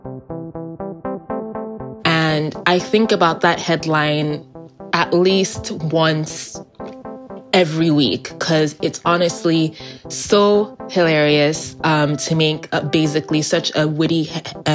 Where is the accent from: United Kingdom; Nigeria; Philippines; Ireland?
Nigeria; I'm a Nigerian American. Large emphasis on the Nigerian part because I spent most of my childhood years, teen years, and adulthood years there.